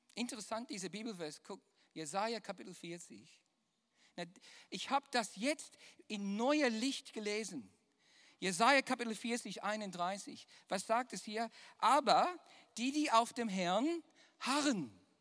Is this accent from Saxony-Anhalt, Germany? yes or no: no; Düsseldorf, North Rhine-Westphalia, Germany; accent: Düsseldorfer; mein wunderbarer, viel Jahre geformter Düsseldorfer Akzent